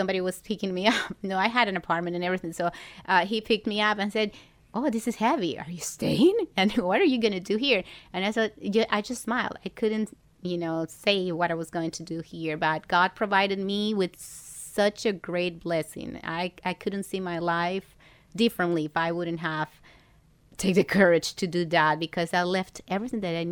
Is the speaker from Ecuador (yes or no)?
yes; Ecuador; moved away as an adult; now in Miami, United States; in Ecuador. I'm from Ecuador